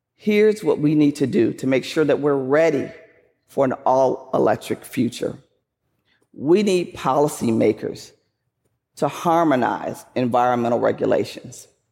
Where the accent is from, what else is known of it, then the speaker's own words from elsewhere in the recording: Flint, Michigan, United States; I grew up in Flint, Michigan